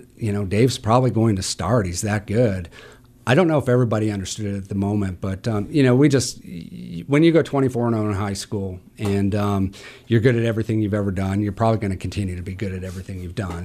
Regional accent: Butte, Montana, United States; also born or lived in Great Falls, Montana / Helena, Montana; now in Missoula, United States; I grew up in Butte

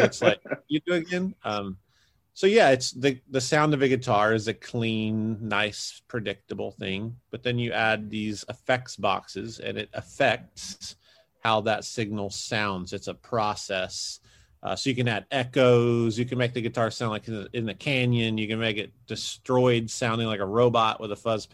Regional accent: Kansas City, United States; I'm from Kansas City.

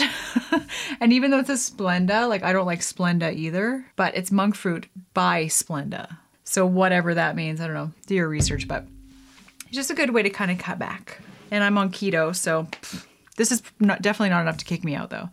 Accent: Canada; being Canadian myself

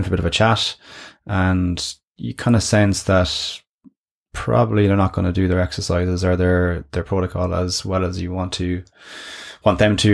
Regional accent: Ireland; how we are as an Irish nation

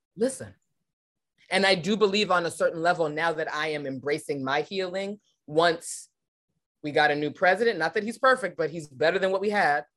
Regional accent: Los Angeles, California, United States; I was born and raised in Los Angeles, California, around the T V and film industry

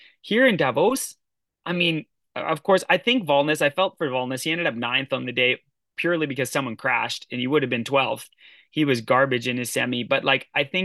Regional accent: Canada; I'm Canadian

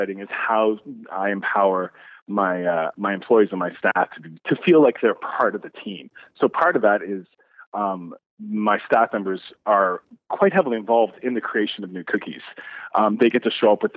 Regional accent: Newfoundland and Labrador, Canada; growing up in Newfoundland with such an Irish Catholic family

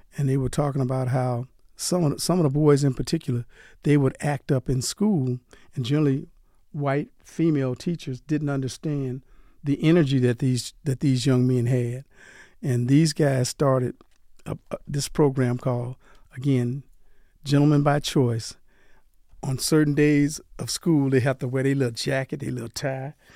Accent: Delhi, Louisiana, United States; now in Las Vegas, United States; I'm from Delhi, Louisiana.

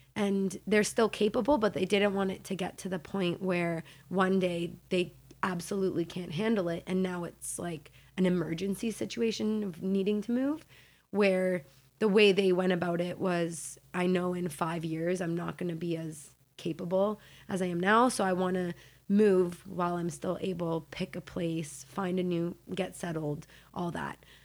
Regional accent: Hamilton, Ontario, Canada; also born or lived in Mississauga; Hamilton is really where I grew up, from the age of, like, five.

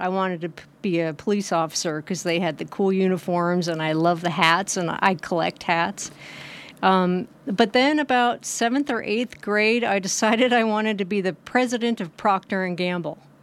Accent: Hamilton, Montana, United States; also born or lived in New York / New Jersey; now in Nevada City, United States; actually born in New York, moved to New Jersey when I was three, spent summers in Cape Cod, and then moved to Montana when I was eleven, in sixth grade

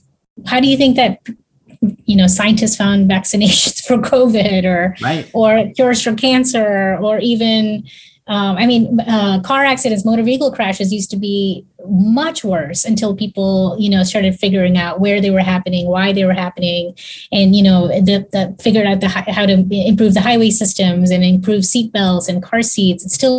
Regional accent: Texas, United States; I'm from Texas. There would be no support for what I was doing if I was super political about it.

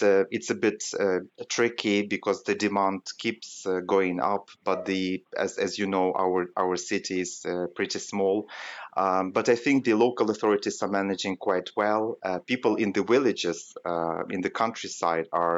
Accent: Western Ukraine, Ukraine; moved away as an adult; now in Kyiv, Ukraine; We are now in a western part of the country, in my hometown

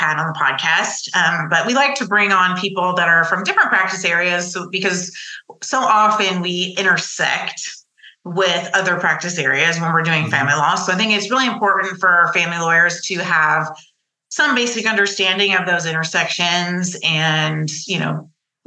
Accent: Plano, Texas, United States; I grew up in Plano.

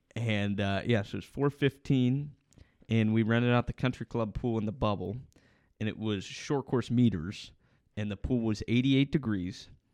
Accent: Ohio, United States; growing up in Ohio

